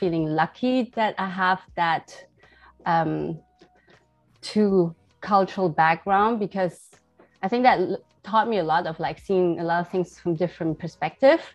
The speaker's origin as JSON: {"language": "English", "country": "Germany", "tie": "born or raised there", "moved": "as an adult", "lives_now": "Shanghai, China", "said": "I was born and raised in Germany."}